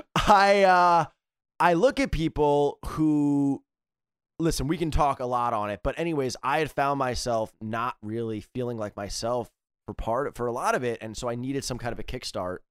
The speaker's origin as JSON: {"language": "English", "region": "East Coast", "country": "United States", "said": "I come from East Coast, type"}